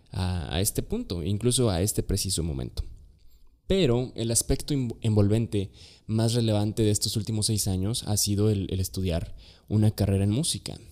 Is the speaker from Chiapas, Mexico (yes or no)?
yes; Chiapas, Mexico; soy originario de Chiapas